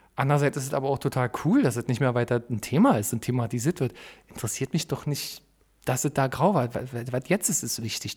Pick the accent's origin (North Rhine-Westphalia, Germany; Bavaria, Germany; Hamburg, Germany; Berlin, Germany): Berlin, Germany; komme aus Berlin, da bin ich schon stolz drauf, obwohl ich dazu nichts beigetragen habe. Hm. Aber das ist nun mal irgendwie meine Heimat und mein Ursprung